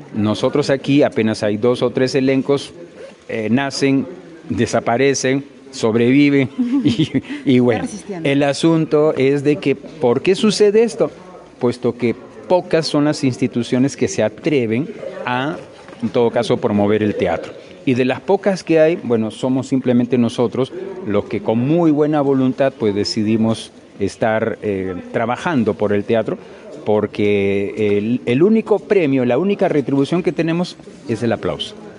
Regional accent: Moquegua, Peru; nosotros los que nacimos en Moquegua y los que vivimos en Moquegua

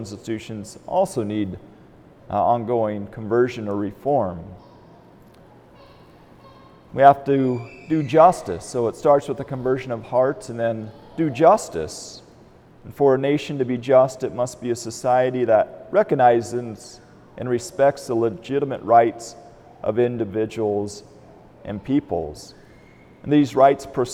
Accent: Albion, United States; moved away; I grew up in Albion

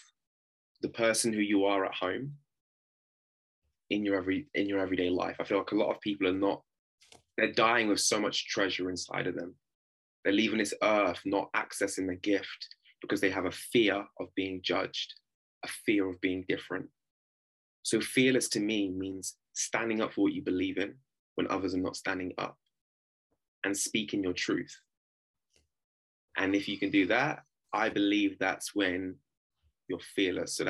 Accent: Oxford, South East England, United Kingdom; I grew up in a very deprived part of Oxford called Blackbird Lease.

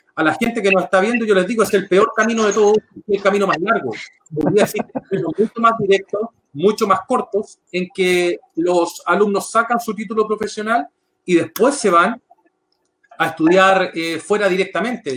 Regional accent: San Bernardo, Santiago Metropolitan Region, Chile; nacido y criado en la comuna de San Bernardo

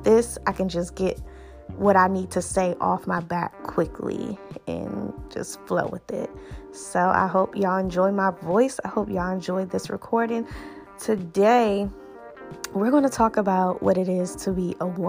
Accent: Washington, District of Columbia, United States; also born or lived in Georgia; moved back to my hometown in Washington, D.C.

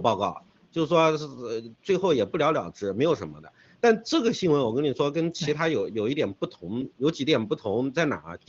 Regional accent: China; 我们中国人、华人现在面对的问题就是灭族了。

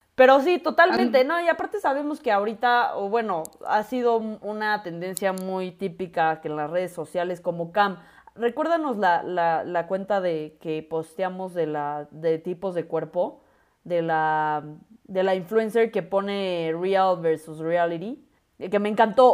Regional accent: Mexico; ya que estamos en México y somos mexicanas, orgullosamente mexicanas.

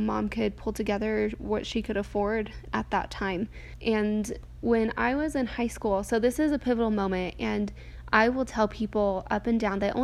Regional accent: New Mexico, United States; I grew up in New Mexico, and I'm the youngest of five kids.

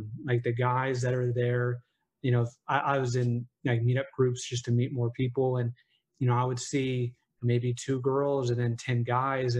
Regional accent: Oklahoma, United States; also born or lived in Bay Area, California; now in New York City, United States; I grew up in Oklahoma.

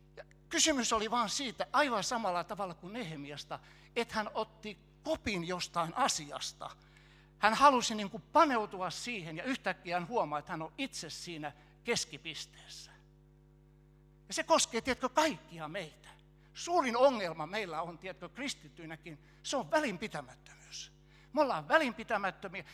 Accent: Helsinki, Uusimaa, Finland; moved away as an adult; also born or lived in Kokkola; Mä oon helsinkiläinen alun pitäen

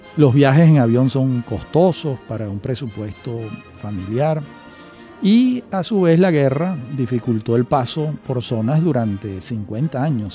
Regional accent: Venezuela; accent: Venezuelan; entendían por mi acento que se trataba de un venezolano

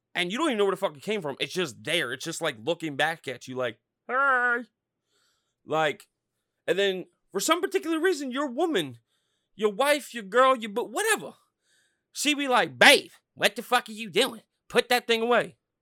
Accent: Norristown, Pennsylvania, United States; I'm from Norristown, six one oh

